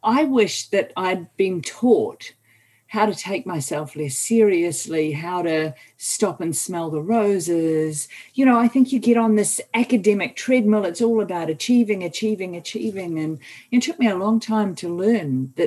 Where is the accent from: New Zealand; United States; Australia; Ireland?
New Zealand; I'm a New Zealander